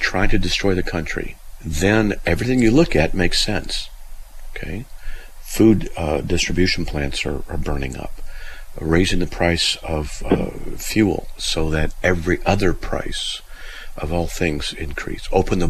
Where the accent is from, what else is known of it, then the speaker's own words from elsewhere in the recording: California, United States; I'm from Southern California, and there were certain areas you didn't go into because in one area it was, let's just say, the ghetto.